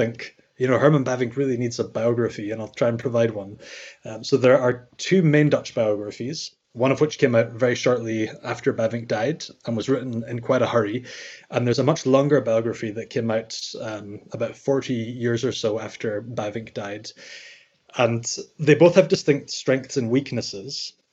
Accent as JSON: {"language": "English", "region": "Scotland", "country": "United Kingdom", "said": "I'm from Scotland, as you can probably tell by my accent"}